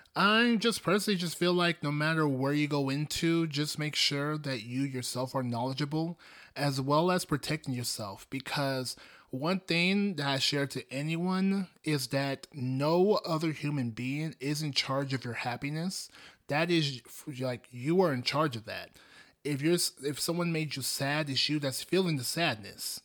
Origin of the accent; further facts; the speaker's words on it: Nigeria; I come from Nigeria. Specifically, I'm Igbo.